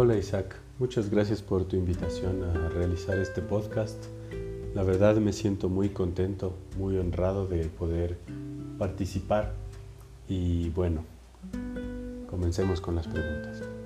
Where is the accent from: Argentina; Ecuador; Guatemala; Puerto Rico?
Ecuador; Ibarra, Imbabura; moved away as an adult; now in Quito, Ecuador